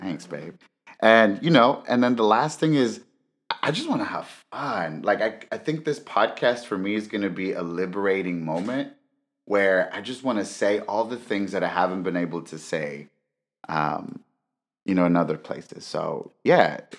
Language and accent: English; Los Angeles, California, United States; as a brown, undocumented man growing up